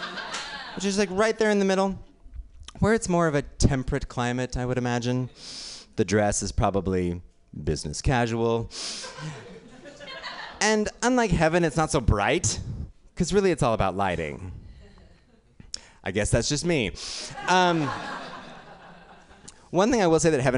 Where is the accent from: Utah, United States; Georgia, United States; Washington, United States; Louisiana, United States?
Utah, United States; now in New York, United States; I grew up in, I live in New York now, but I grew up in Utah